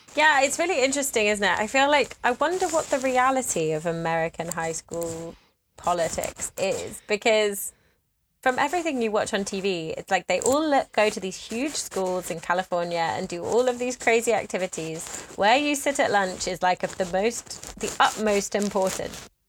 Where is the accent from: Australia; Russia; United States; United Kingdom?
United Kingdom; I'm British